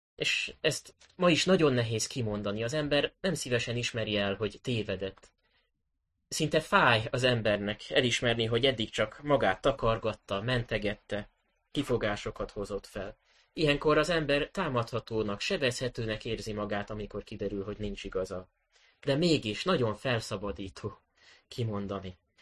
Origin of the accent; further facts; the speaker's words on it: Budapest, Hungary; A nyolcadik kerületi gyülekezetbe, ahonnan, eh, ahol én is felnőttem